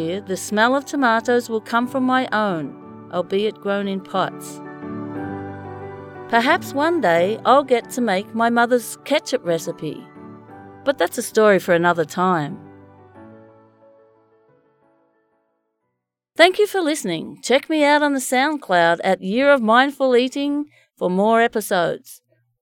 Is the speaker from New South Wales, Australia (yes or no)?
no; Bendigo, Victoria, Australia; the dry, hard soil in Bendigo, my hometown